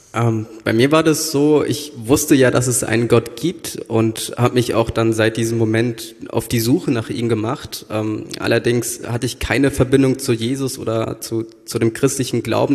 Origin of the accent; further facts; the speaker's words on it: Frankfurt am Main, Hesse, Germany; moved away as an adult; now in Berlin, Germany; Ich komme äh, ursprünglich aus Frankfurt am Main und bin vor, ich glaube, acht Jahren nach Berlin gezogen